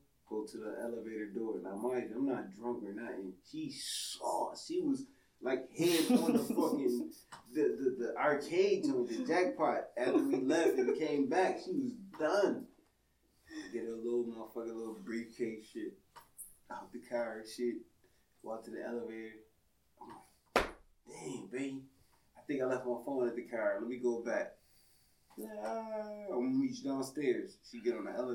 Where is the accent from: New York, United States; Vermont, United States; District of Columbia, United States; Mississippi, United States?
New York, United States; Buffalo; I'm from Buffalo